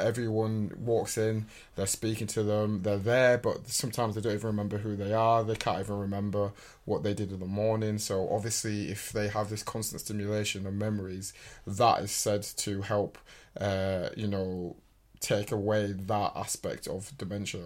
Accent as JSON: {"language": "English", "region": "England", "country": "United Kingdom", "said": "we're English"}